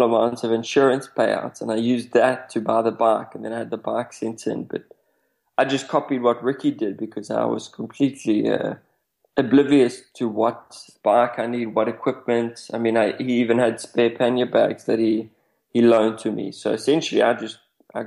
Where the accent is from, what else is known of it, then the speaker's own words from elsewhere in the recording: South Africa; I come from South Africa